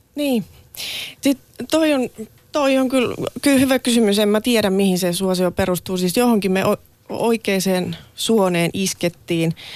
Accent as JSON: {"language": "Finnish", "town": "Laihia", "region": "Ostrobothnia", "country": "Finland", "tie": "born or raised there", "moved": "yes", "lives_now": "Helsinki, Finland", "said": "mä oon Laihialta kotoisin ja nyt asun Helsingissä"}